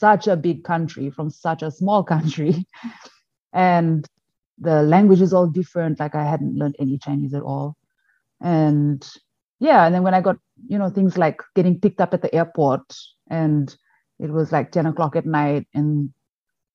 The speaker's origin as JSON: {"language": "English", "country": "Fiji", "tie": "born or raised there", "also_born_or_lived": "China", "moved": "as an adult", "lives_now": "Shandong, China", "said": "I am from Fiji, actually. So I was brought up and worked and lived and everything in Fiji."}